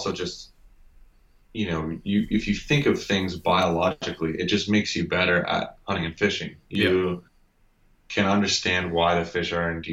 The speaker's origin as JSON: {"language": "English", "region": "Ontario", "country": "Canada", "tie": "born or raised there", "said": "I grew up in Ontario"}